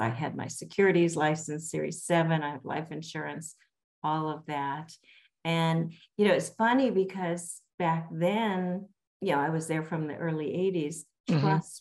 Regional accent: Los Angeles, California, United States; also born or lived in Calabasas, California; I grew up in Los Angeles, was born and raised, lived in Pacific Palisades, all through school there

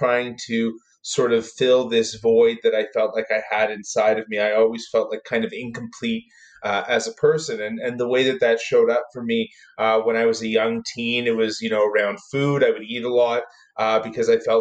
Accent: Toronto, Ontario, Canada; I grew up in Toronto

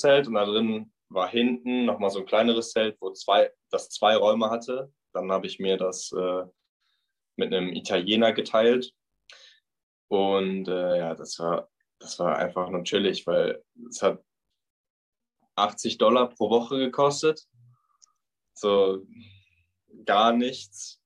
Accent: Bochum, North Rhine-Westphalia, Germany; moved away as an adult; now in Australia; komme aus dem wunderschönen Bochum im Ruhrpott

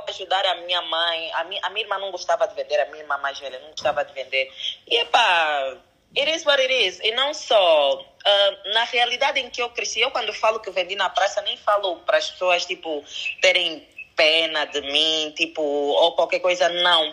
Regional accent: DR Congo; eu nasci no Congo Democrático, a minha mãe é congolesa e o meu pai é angolano

